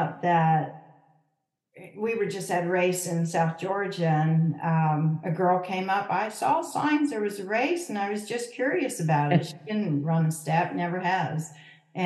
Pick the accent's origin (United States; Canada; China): Canada; born or raised there; moved away